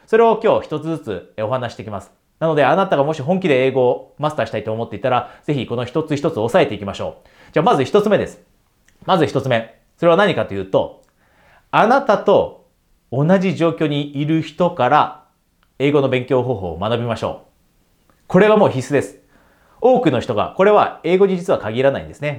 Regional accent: Japan; ピュアに100%私は日本人です。で、日本で大学まで出ました

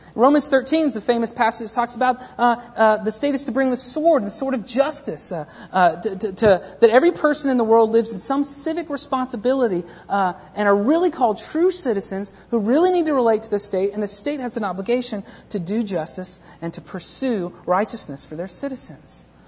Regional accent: United States; we in the U.S., specifically we in the U.S. who are Christians

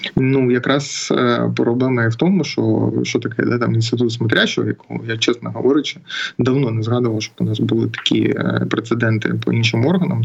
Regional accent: Mariupol, Donetsk Oblast, Ukraine; я з Маріуполя

